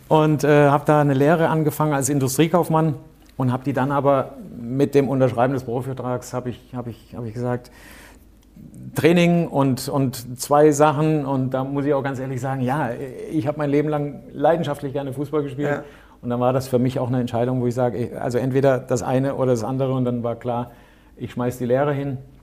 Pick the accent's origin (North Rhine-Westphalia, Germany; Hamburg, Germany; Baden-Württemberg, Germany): Baden-Württemberg, Germany; Karlsruhe; ich bin in Karlsruhe aufgewachsen